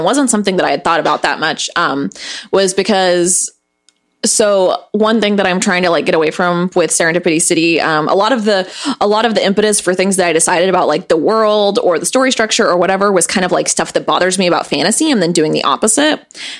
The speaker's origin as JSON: {"language": "English", "region": "Missouri", "country": "United States", "tie": "born or raised there", "said": "growing up in Missouri"}